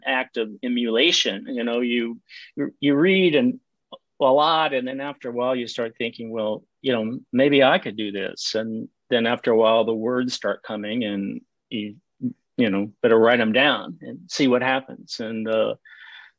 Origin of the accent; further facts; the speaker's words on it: United States; accent: Texas; moved away; also born or lived in Alaska; I made my living as a graphic designer for 25 years in Alaska. So I'm an American